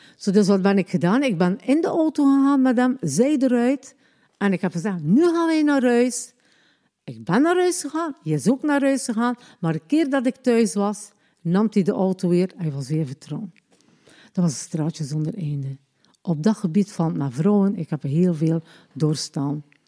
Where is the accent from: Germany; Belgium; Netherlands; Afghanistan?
Belgium; Ostend, Flanders; also born or lived in Lombardsijde; ik ben geboren in Oostende op 3-7-1961